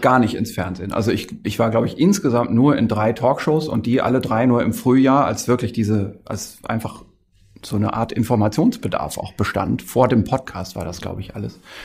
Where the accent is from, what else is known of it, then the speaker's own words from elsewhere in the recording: the North, Northern Germany, Germany; Ich komme ja aus dem Norden. Das ist so mein, meine Kindheit lief immer NDR im Radio